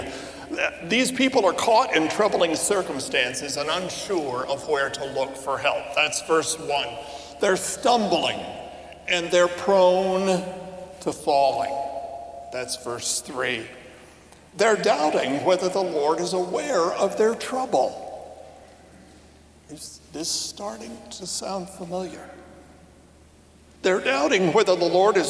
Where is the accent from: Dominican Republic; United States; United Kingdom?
United States; I'm an American myself, mostly